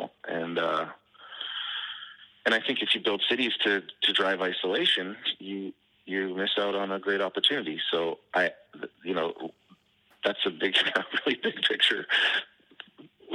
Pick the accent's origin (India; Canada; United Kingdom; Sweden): Canada; moved away as an adult; now in Detroit, United States; I'm still a Canadian citizen.